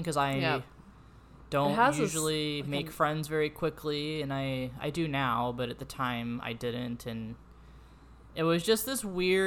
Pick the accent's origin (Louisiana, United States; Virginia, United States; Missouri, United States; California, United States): Missouri, United States; St. Louis; moved away as an adult; now in Danville, United States; I'm from St. Louis